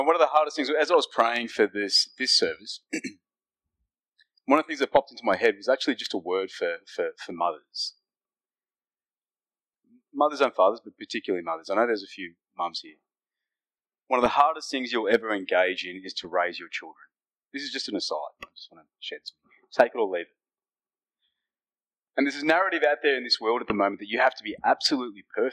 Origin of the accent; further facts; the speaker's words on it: Fiji; now in Australia; I am from Fiji, that's where I was born. but my heritage is Indian